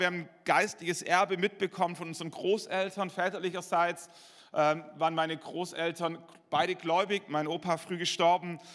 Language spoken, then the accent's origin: German; Schwäbisch Hall, Baden-Württemberg, Germany; in meiner Heimatgemeinde in Schwäbisch Hall